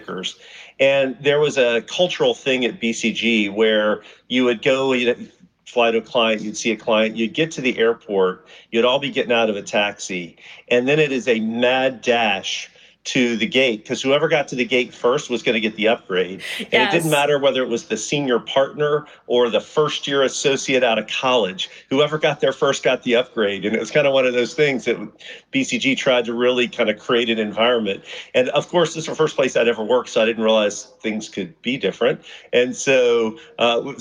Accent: Columbus, Georgia, United States; moved away as an adult; also born or lived in Houston, Texas / Chicago / Atlanta; I'm from Columbus, Georgia

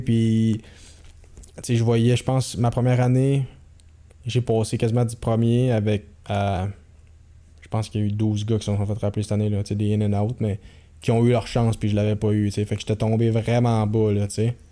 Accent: Quebec, Canada; je venais du Québec

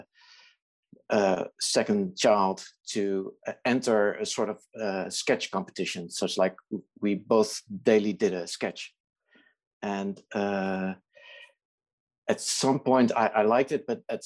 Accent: Netherlands; I'm Dutch. I live in the Netherlands

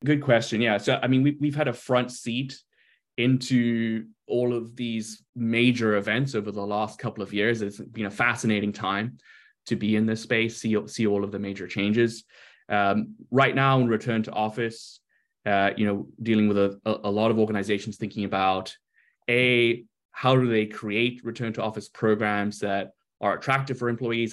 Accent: South Africa; moved away as an adult; also born or lived in Brazil / London, United Kingdom / Spain / New York, United States; now in Seattle, United States; I was born in Brazil lived earlier part of my life there, and uh, and then went to South Africa, uh, went through school in South Africa to university there

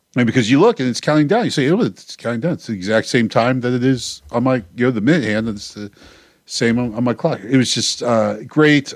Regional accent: Baltimore, Maryland, United States; my hometown here

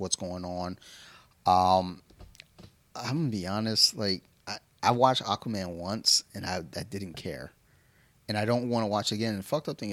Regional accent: Detroit, Michigan, United States; I'm from Detroit

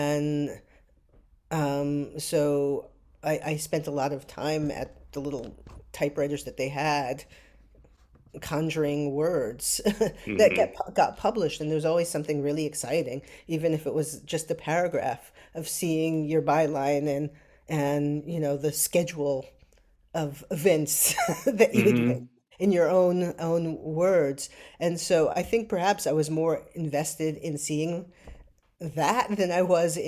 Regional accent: New York City, New York, United States; I did. I grew up in New York City. I grew up in a moment when there was an abundance of theater that was close by.

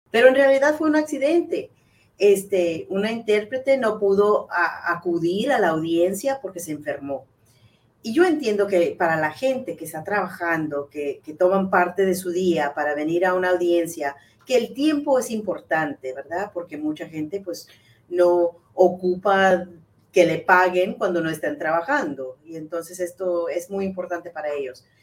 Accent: Chihuahua, Mexico; also born or lived in United States; yo soy nacida aquí, pero yo me crié en, en Chihuahua también, porque nosotros vivíamos un año aquí en los Estados Unidos y luego vivíamos un año en México

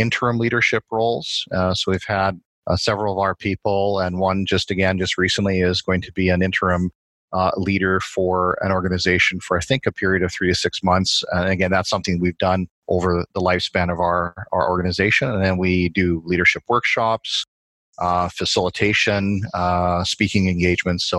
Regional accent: Saskatchewan, Canada; moved away as an adult; now in Edmonton, Canada; Born and raised in Saskatchewan

